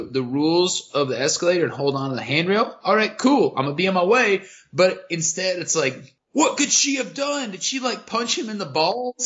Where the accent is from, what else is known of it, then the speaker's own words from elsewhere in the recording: United States; I'm an American